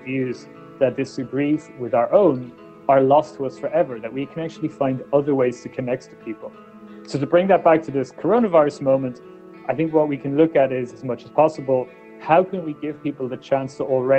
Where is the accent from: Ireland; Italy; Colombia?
Ireland; When I was born in Ireland in the 1980s